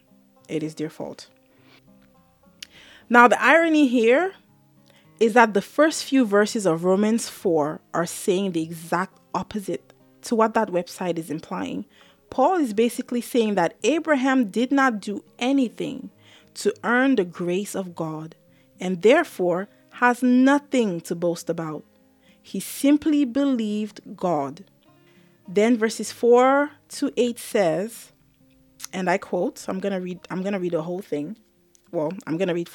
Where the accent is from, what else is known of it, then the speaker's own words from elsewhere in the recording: Cameroon; now in Maryland, United States; I'm Cameroonian. I was born in Cameroon before I came to the US.